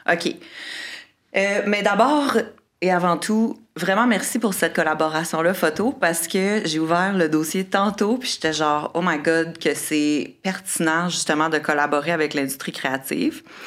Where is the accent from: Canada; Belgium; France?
Canada; Quebec City, Quebec; moved away as an adult; also born or lived in Australia / Caribbean / Costa Rica / Honduras; j'ai grandi à Québec